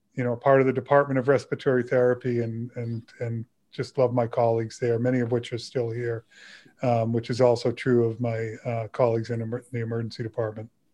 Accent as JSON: {"language": "English", "town": "Burlington", "region": "Massachusetts", "country": "United States", "tie": "born or raised there", "said": "when I was in high school and growing up in Burlington, Massachusetts"}